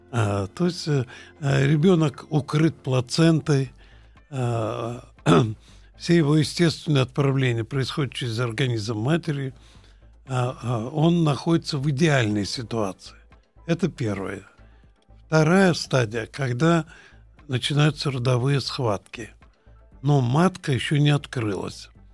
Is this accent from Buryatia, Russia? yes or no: yes; Ulan-Ude, Buryatia, Russia; Я родился в Улан-Удэ